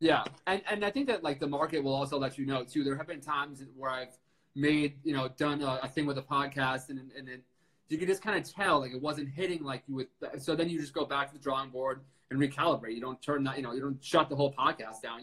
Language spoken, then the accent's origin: English; Suffern, New York, United States; I'm from Suffern